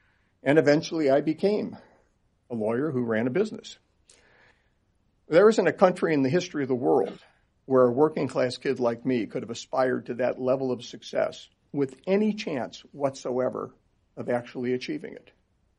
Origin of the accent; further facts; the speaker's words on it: Chagrin Falls, Ohio, United States; I grew up in Cleveland, Ohio, a little place called Chagrin Falls, outside of Cleveland, Ohio, eventually.